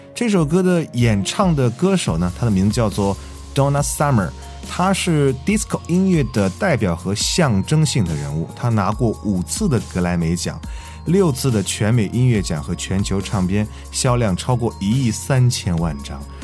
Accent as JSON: {"language": "Chinese", "country": "China", "said": "还是我们中国人在营救中起了多大的作用，"}